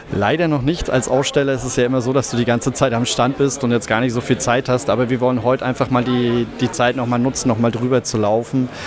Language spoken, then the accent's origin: German; Bavaria, Germany; Wir kommen aus der Nähe von Nürnberg, ja, aus, aus Bayern